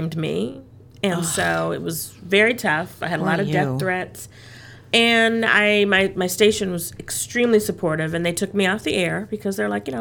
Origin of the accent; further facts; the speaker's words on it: Los Angeles, California, United States; moved away as an adult; also born or lived in South Carolina; now in Atlanta, United States; I grew up in Los Angeles, so I was used to large cities